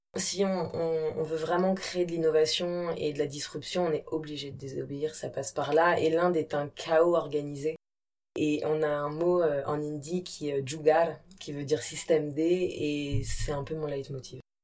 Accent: Brittany, France; also born or lived in India; Moi, je suis bretonne. J'ai des origines siciliennes et kabyles

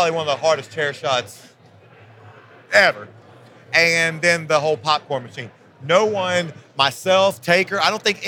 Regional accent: Virginia, United States; I grew up in Virginia in a small town.

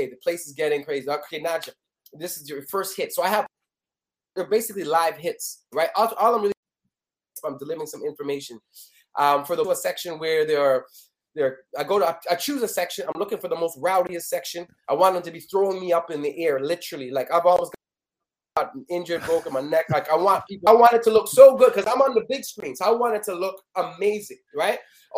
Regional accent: Canada; I'm from Canada.

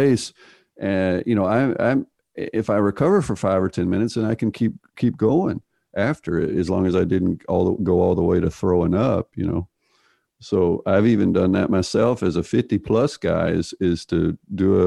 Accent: United States; I'm from the United States

